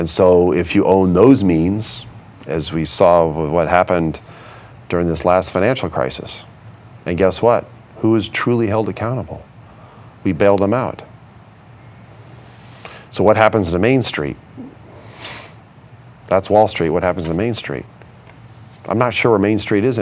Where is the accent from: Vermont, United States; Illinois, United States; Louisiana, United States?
Vermont, United States; Growing up in Vermont